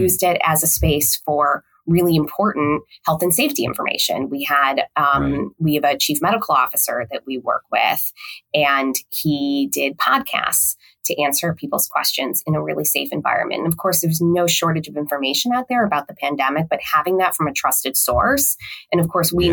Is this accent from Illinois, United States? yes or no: yes; Chicago, Illinois, United States; I eventually moved back home to Chicago